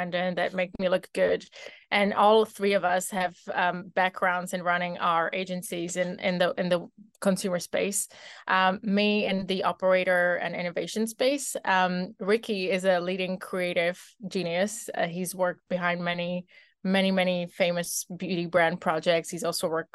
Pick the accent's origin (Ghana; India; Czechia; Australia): Czechia; moved away as an adult; now in United States; born and raised in the Czech Republic, living the American dream